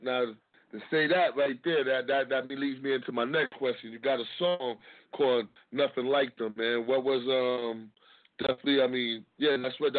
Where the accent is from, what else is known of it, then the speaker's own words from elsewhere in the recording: New York City, New York, United States; I'm from Harlem, so I might be pronouncing it off.